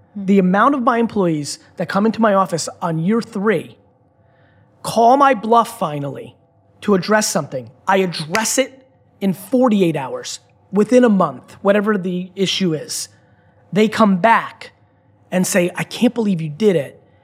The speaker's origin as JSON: {"language": "English", "country": "United States"}